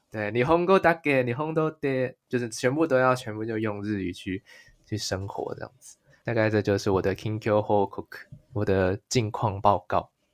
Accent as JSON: {"language": "Chinese", "country": "Taiwan", "moved": "yes", "lives_now": "Japan", "said": "身为一个台湾人"}